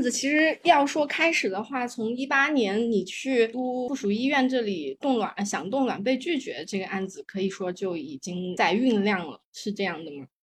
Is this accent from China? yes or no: yes; China; 我从小在大陆长大